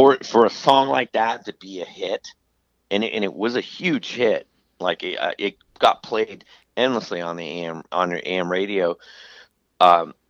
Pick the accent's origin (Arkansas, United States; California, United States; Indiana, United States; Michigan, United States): California, United States; Southern; growing up in Southern California